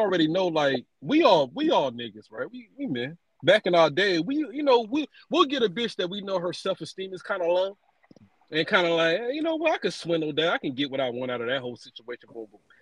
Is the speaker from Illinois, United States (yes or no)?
no; Georgia, United States; moved away; also born or lived in Fayetteville, North Carolina; I'm from Georgia